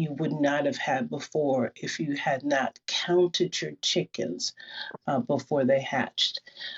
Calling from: Seattle, Washington, United States; Seattle. I'm coming from Seattle

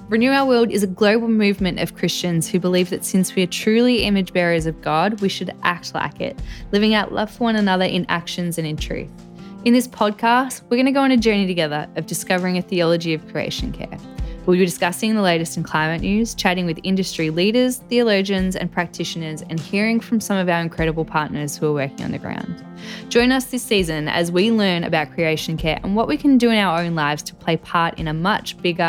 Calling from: Melbourne, Victoria, Australia; I'm calling in from Melbourne, Australia.

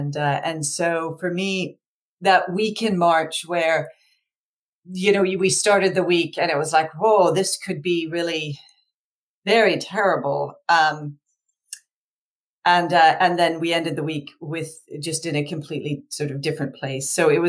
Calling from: Richmond, Virginia, United States; So I'm calling from Richmond, Virginia.

